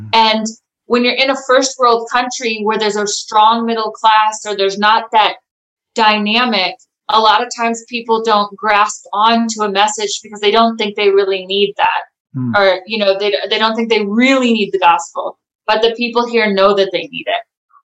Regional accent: United States; now in South Africa; coming from America, when I came from America to South Africa, it was a huge culture shock for me.

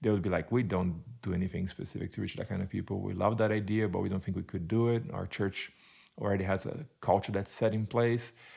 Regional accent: Brazil; English is a second language; moved away as an adult; also born or lived in United Kingdom / Turkey; now in Arizona, United States; so I am originally from Brazil, born and raised in Brazil

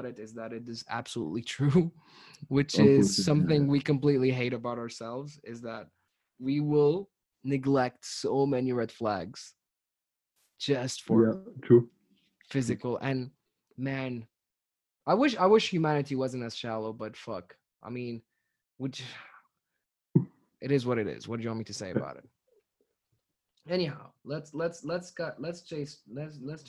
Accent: Tunis, Tunis Governorate, Tunisia; I'm from Tunis, the capital of Tunisia

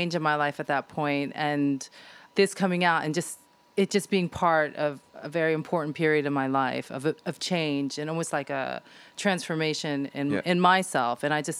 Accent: United States; Even though I grew up in the States, I had been coming to London since I was 16

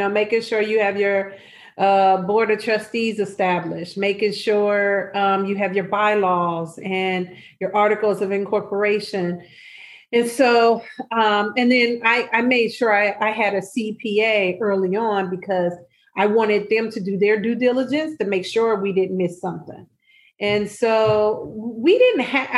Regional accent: Nebraska, United States; now in Chicago, United States; I'm originally from Nebraska

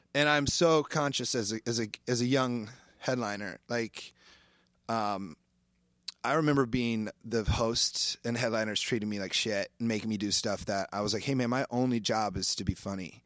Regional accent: Iowa, United States; moved away; I grew up in Iowa fishing a lot

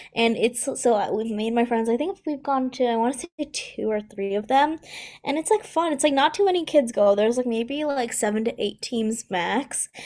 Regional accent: near Rochester, New York, United States; I'm at the University of Rochester, which is, like, um, sort of, like, close to my hometown

